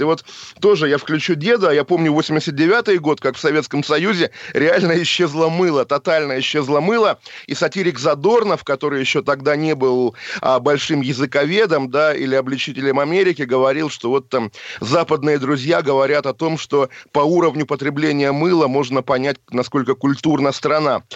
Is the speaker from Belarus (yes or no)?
no; Russia; moved away; also born or lived in Geneva, Switzerland; Я сам россиянин, конечно же, и русский.